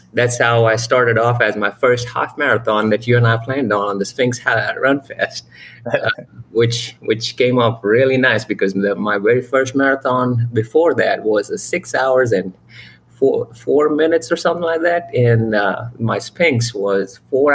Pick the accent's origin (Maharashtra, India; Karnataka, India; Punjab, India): Karnataka, India; Bangalore; now in Charlotte, United States; I'm basically from Bangalore, India